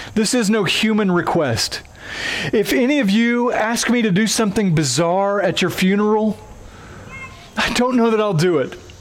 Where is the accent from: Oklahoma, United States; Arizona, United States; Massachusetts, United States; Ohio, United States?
Oklahoma, United States; accent: twangy; moved away; I have a twangy accent at times because I'm from Oklahoma, and in Oklahoma, we do weddings different than y'all do here